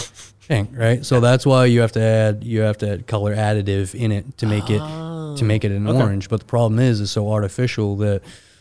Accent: Maine, United States; You're from Ohio. I'm from Maine.

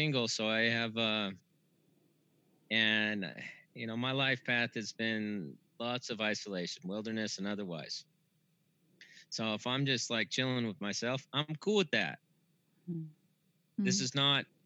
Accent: Brazil, Indiana, United States; now in Sedona, United States; I was born in Brazil

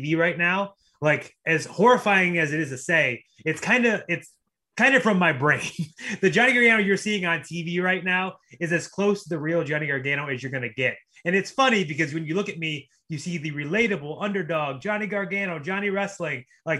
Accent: Cleveland, Ohio, United States; I'm a kid from Cleveland, Ohio

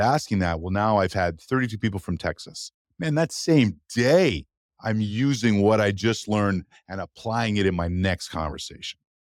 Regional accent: Canada; as a Canadian

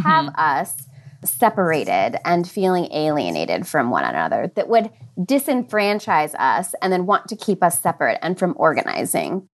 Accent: American Midwest, United States; I grew up in the American Midwest

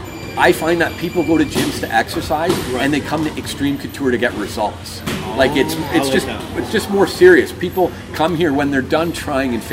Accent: Sault Ste. Marie, Ontario, Canada; moved away as an adult; also born or lived in Oshawa, Ontario; now in Toronto, Canada; I'm from Sault Ste. Marie, so I moved back to Sault Ste. Marie for a little while.

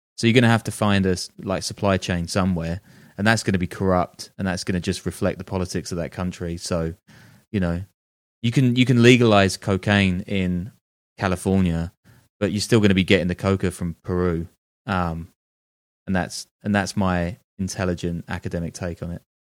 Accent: United Kingdom; moved away as an adult; also born or lived in London / Dubai / New York / Berlin; I'm British

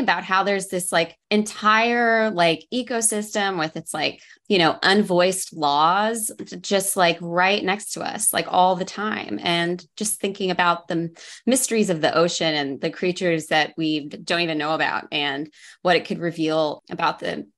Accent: Oklahoma, United States; moved away; also born or lived in Los Angeles; I grew up in Oklahoma

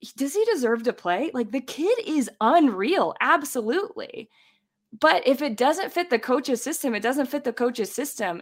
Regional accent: United States; also born or lived in Columbus, Ohio; now in Colorado, United States

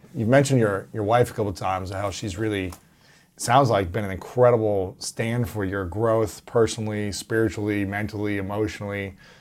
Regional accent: Ohio, United States; I'm from Ohio

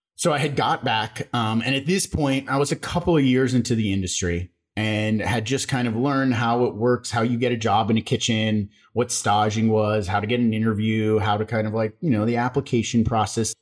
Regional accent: Las Vegas, Nevada, United States; I grew up in Las Vegas.

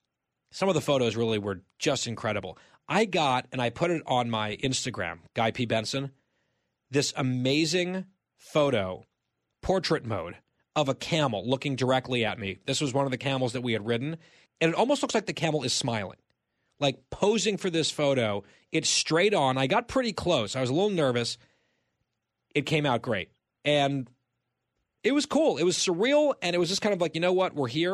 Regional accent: Saudi Arabia; born there; My parents actually bought one for me, mini, when I was a kid because I was born in Saudi Arabia.

